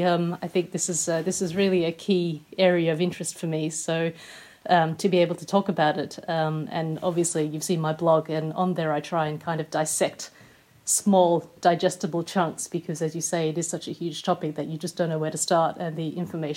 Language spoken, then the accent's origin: English; Australia; accent: Australian; moved away as an adult; now in United Kingdom; most people here tend to think I'm British, unless they're either married to an Australian or have a lot of Australian friends, and then they can hear like the twang that's still there.